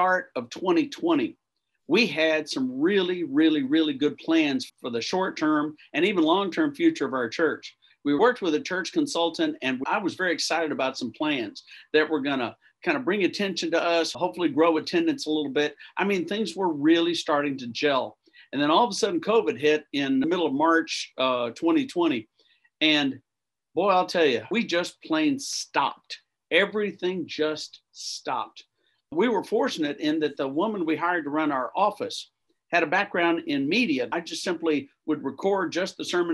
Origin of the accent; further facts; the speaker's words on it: Austin, Texas, United States; also born or lived in Tennessee / New Jersey; I was born in Austin, Texas